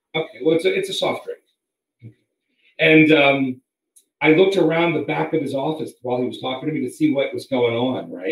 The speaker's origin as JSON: {"language": "English", "town": "Potomac", "region": "Maryland", "country": "United States", "tie": "born or raised there", "also_born_or_lived": "Boston / Washington, D.C.", "moved": "as an adult", "lives_now": "Las Vegas, United States", "said": "I grew up in Potomac"}